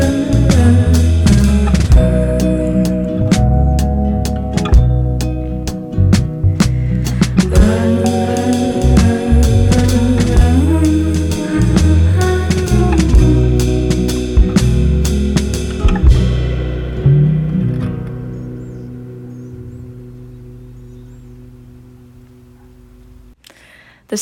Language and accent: English; Charlottesville, Virginia, United States; I'm a songwriter from Charlottesville, Virginia in the United States